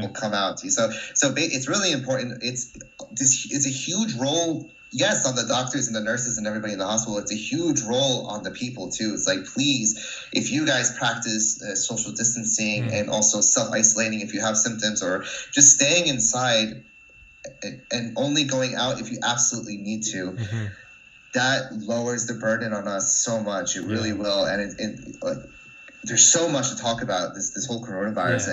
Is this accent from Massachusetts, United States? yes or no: no; New Jersey, United States; moved away as an adult; also born or lived in Wrocław, Poland; now in Scotland, United Kingdom; I was born and raised in New Jersey.